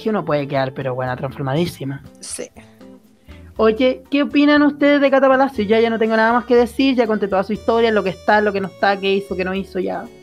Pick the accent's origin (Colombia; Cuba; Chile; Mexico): Chile; porque es lo primordial durante esta etapa difícil que hemos vivido como chilenos.